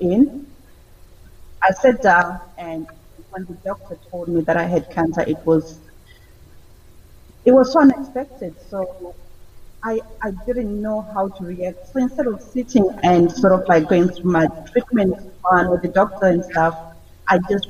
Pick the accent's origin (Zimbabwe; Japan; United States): Zimbabwe; moved away as an adult; now in United Kingdom; I was born in Zimbabwe, Southern Africa, in the 70s. And I came to the UK in 2004